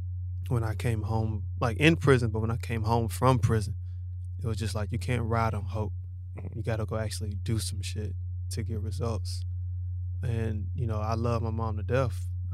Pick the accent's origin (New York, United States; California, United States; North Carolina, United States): North Carolina, United States; Charlotte; Born and raised in Charlotte.